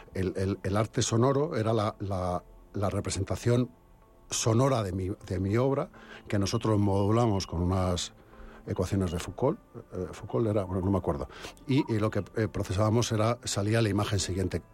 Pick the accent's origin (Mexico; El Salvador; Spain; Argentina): Spain; Robledo de Chavela, Community of Madrid; yo soy de Robledo